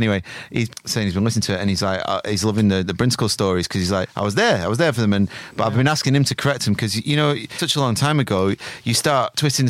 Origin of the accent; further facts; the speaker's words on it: Eltham, London, United Kingdom; I'm from Eltham.